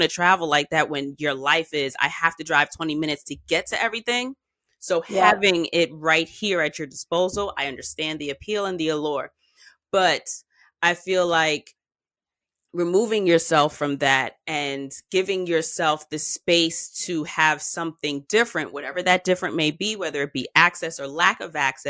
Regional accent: New York, United States; as a New Yorker

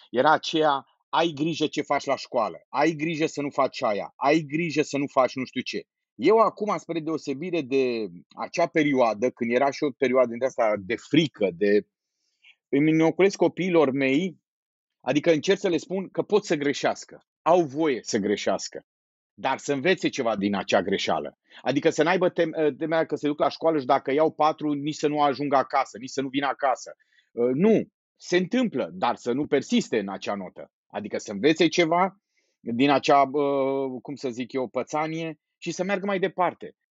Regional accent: Miercurea Ciuc, Harghita County, Romania; born there; moved away as an adult; also born or lived in Cluj / Satu Mare / Timișoara; now in Bucharest, Romania; Eu sunt un tip care s-a mutat din multe locuri. Eu m-am născut la Miercurea Ciuc, după aia m-am dus la facultă la Cluj, de la Cluj m-am dus la satul mare, de la satul mare m-am dus la Timișoara

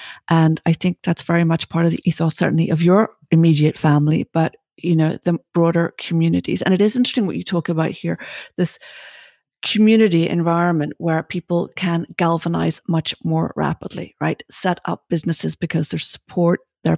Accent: Ireland; you know, I'm Irish.

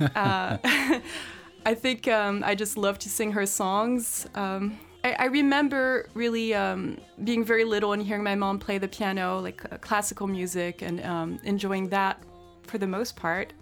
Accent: France; now in United States; I grew up in France

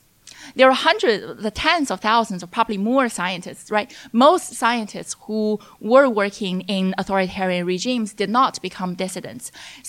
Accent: China; English is a second language; when I was growing up in China as a young child, I was interested in a lot of things, both politics and the natural world.

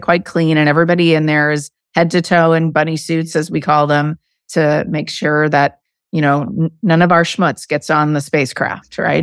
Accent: Arizona, United States; moved away; I grew up in Arizona

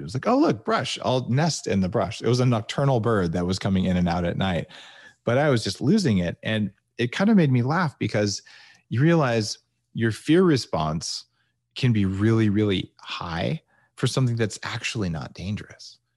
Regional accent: New Mexico, United States; moved away; also born or lived in California; where I grew up in New Mexico.

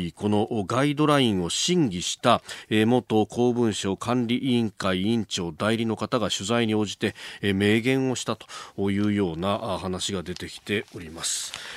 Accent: Yokosuka, Kanagawa, Japan; この森崎の隣の大矢部っちゅうところの出身

